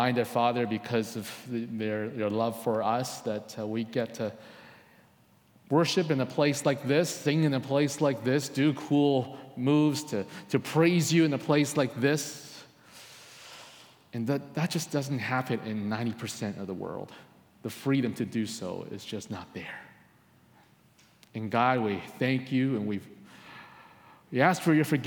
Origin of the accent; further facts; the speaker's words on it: Coquitlam, British Columbia, Canada; also born or lived in Hong Kong; I lived in Coquitlam most of my life. Only the first 7 years I was not here. I was born in Hong Kong, but Coquitlam is home